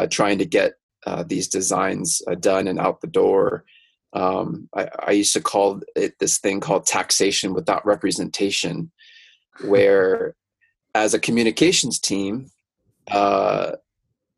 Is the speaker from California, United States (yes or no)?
yes; Mountain View, California, United States; I'm originally from Mountain View, California. That's like an hour south of San Francisco